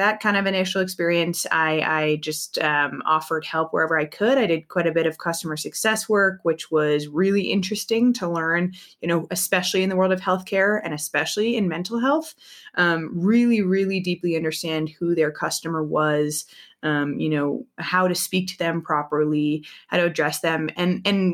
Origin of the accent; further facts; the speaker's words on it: East Coast, United States; now in San Francisco, United States; I grew up on the East Coast